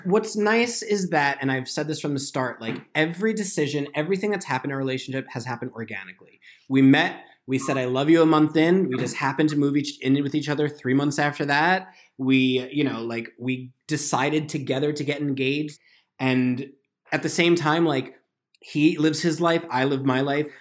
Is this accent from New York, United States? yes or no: yes; New York, United States; now in Los Angeles, United States; I'm from New York. We live in L